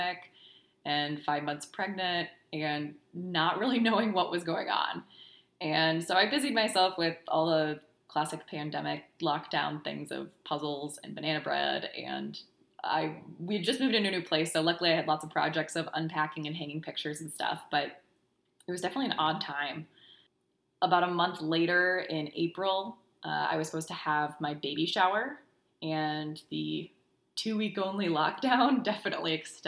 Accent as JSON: {"language": "English", "country": "United States", "also_born_or_lived": "South Dakota / Minnesota", "moved": "as an adult", "lives_now": "Houston, United States", "said": "We're originally from South Dakota and Minnesota. We moved down to Houston about 4 years"}